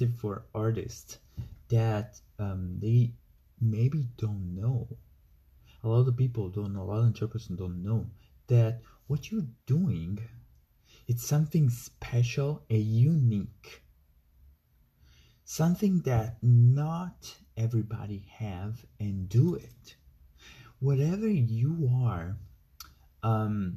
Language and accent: English; Italy; I'm from Italy.